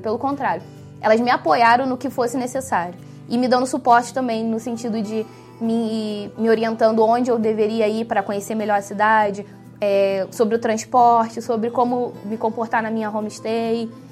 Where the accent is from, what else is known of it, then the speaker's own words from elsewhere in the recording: Rio de Janeiro, Brazil; moved away as an adult; now in Toronto, Canada; eu sou do Rio de Janeiro e eu vim para Toronto para estudar inglês